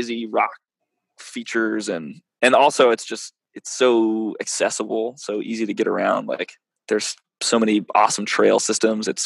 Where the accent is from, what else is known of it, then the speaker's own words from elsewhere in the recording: Maine, United States; moved away as an adult; also born or lived in California / Alaska; I grew up in Maine, and family vacations were in Ohio.